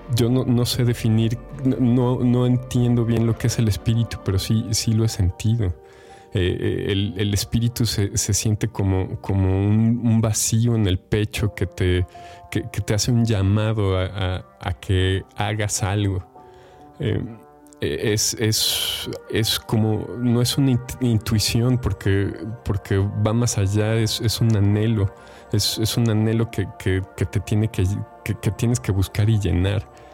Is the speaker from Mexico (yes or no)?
yes; Mexico; compartimos como mexicanos